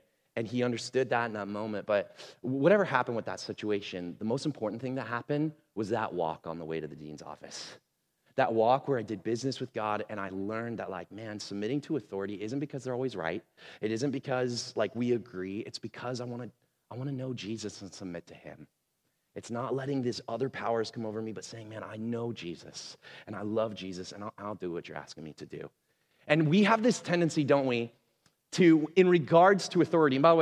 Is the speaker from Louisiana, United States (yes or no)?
no; Portland, Oregon, United States; also born or lived in Missouri; I was from Portland, right? Like I grew up here in the Northwest